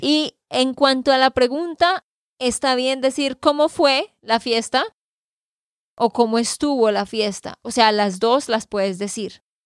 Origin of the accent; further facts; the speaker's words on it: Santander, Colombia; de Santander, Colombia